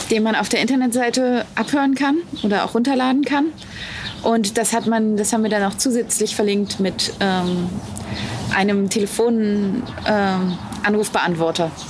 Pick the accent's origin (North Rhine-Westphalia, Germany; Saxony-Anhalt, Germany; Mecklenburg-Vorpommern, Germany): Saxony-Anhalt, Germany; Wittenberg; also born or lived in Kiel; Ich bin in Wittenberg aufgewachsen.